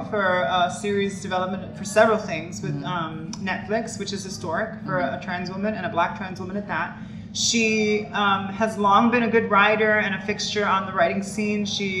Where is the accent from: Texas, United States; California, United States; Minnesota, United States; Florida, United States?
Florida, United States; Miami; I am a trans actress and activist from South Florida, born and raised in Miami.